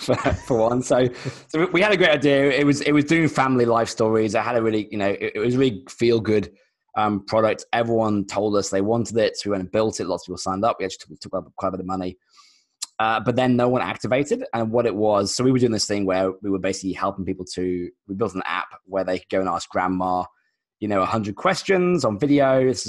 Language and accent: English; London, United Kingdom; moved away as an adult; now in Australia; So I'm actually British originally. So I'm a designer from London. And I moved to Australia maybe 10 years ago, mostly to surf, I'll be honest.